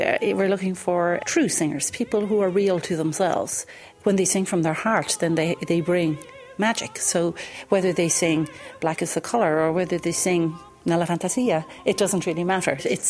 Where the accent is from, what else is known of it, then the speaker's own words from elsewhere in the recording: Tullow, County Carlow, Ireland; moved away as an adult; also born or lived in England / Manchester; I'm an opera singer, and I come from Tullow, County Carlow.